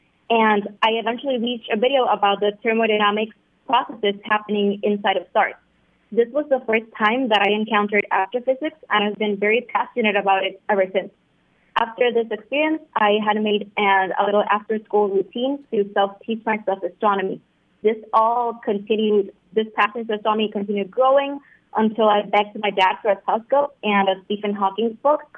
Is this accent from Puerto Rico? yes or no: yes; Puerto Rico; I'm 17, and I'm from Puerto Rico.